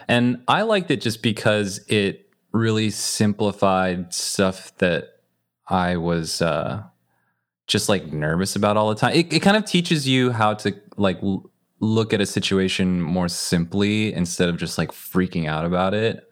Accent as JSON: {"language": "English", "region": "Northern California", "country": "United States", "tie": "born or raised there", "said": "I grew up in a community that was, it's like Northern California"}